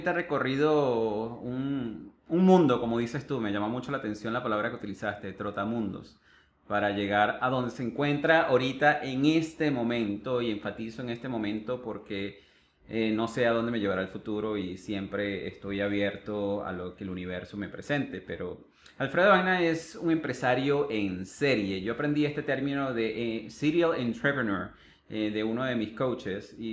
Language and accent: Spanish; Venezuela; born there; Tú comentaste inicialmente que yo nací en Venezuela pero realmente muy poco vas a ver que yo me catalogo como venezolano.